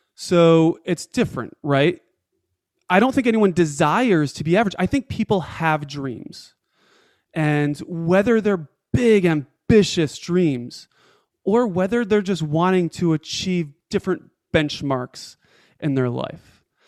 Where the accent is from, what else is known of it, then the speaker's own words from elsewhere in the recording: Rochester, New York, United States; moved away as an adult; also born or lived in Atlanta, Georgia; I moved my family from Atlanta, Georgia, home to Rochester, New York, to be with family, to be around my parents. And within six months of moving my family back to my hometown